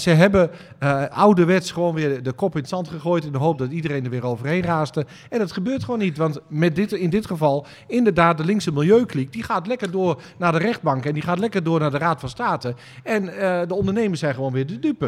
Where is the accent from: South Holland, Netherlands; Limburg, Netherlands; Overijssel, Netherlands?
Overijssel, Netherlands; Twente; ik ben een Twentse, uh, jongen